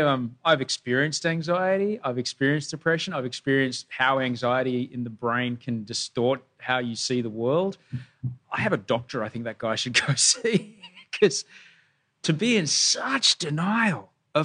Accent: Australia; I'm from Australia

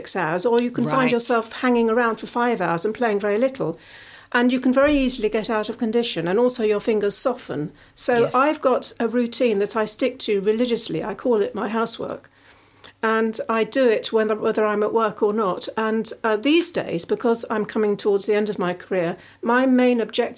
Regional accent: Surrey, South East England, United Kingdom; accent: Surrey; my Surrey accent

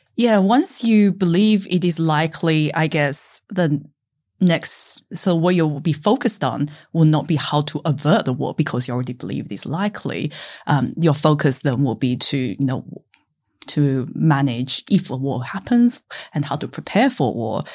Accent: Newcastle, New South Wales, Australia; I grew up in Newcastle

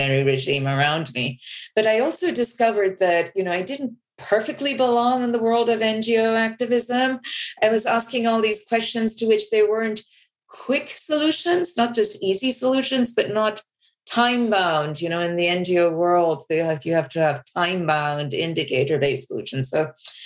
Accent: Bangladesh; I grew up in Bangladesh

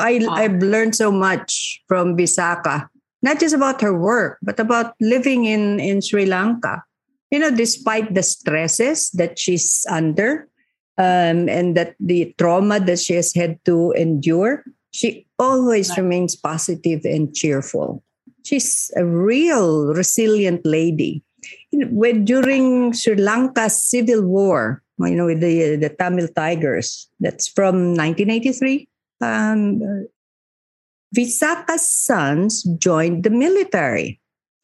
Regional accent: Muslim Mindanao, Bangsamoro, Philippines; In conflict areas like where I come from Muslim Mindanao

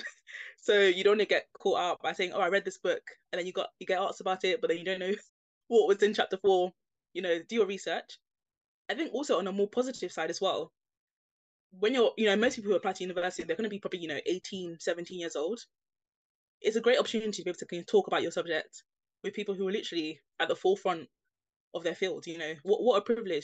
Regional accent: London, United Kingdom; I grew up in East London. I mentioned having Nigerian parents

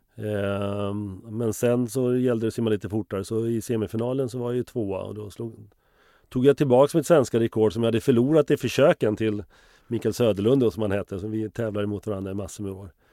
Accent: Finspång, Östergötland, Sweden; also born or lived in Liberia / Stockholm; vi kom hem från Liberia sextionio, så flyttade jag till Finspång nittonhundrasjuttio

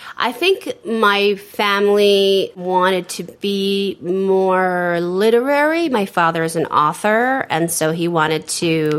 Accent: San Francisco, California, United States; my family owned a bookstore in the 70s and the 80s in San Francisco, which uh, was catering to the gay community. And so I grew up around a lot of gay people

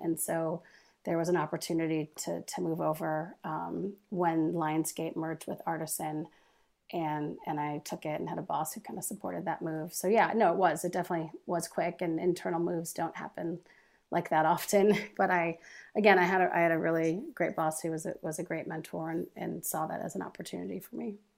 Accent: Dearborn, Michigan, United States; moved away as an adult; also born or lived in North Carolina / Los Angeles; I grew up just outside of Detroit and Dearborn

